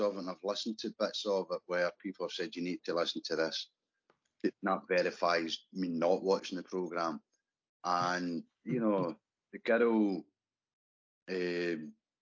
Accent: Scotland, United Kingdom; As a Scottish scaffolder

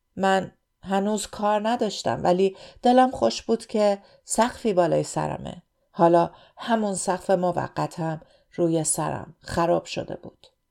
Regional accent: Iran; moved away as an adult; now in Sydney, Australia

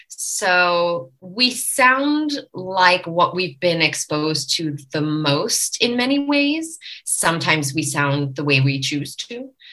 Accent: Long Island, New York, United States; I was laughing before because I'm from Long Island. So that probably would be like how I would talk if I hadn't changed it.

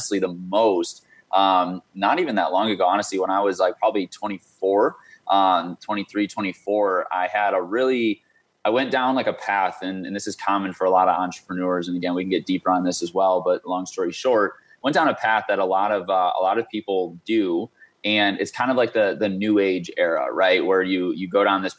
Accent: Michigan, United States; moved away as an adult; also born or lived in St. Louis, Missouri; now in Arizona, United States; I grew up in Michigan from basically second grade, whatever age that is, until a little over a year ago

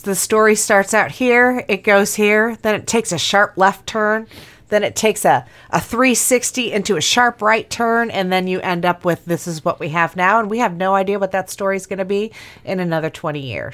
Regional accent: Griffith, Indiana, United States; born or raised there

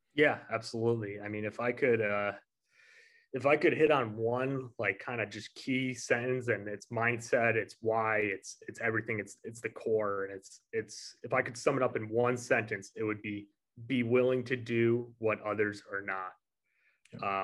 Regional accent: New York, United States; Growing up in New York, like obviously uh, being from New York State

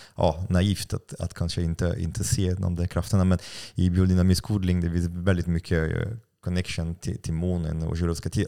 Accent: France; Swedish is a second language; now in Sweden; jag är utlänning, jag är fransman

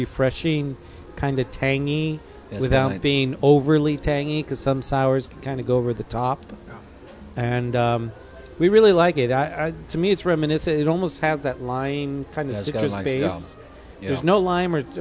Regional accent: Escondido, California, United States; now in San Diego, United States; I grew up in Escondido

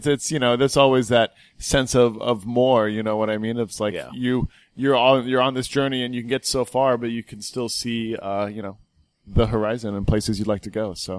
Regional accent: West Coast, United States; And I grew up mainly on the West Coast. I lived all over the place

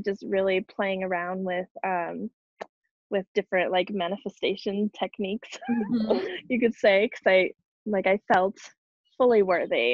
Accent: New Mexico, United States; moved away; I grew up in New Mexico. And I moved back

